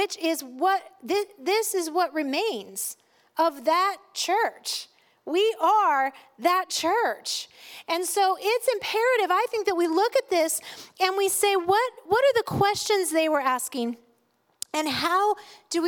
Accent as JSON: {"language": "English", "country": "United States", "said": "I am an American. I am of German descent."}